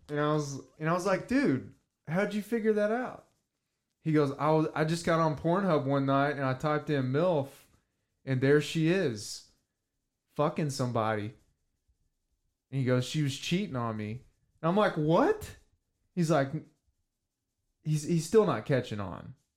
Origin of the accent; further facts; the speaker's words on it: the South, United States; growing up in the South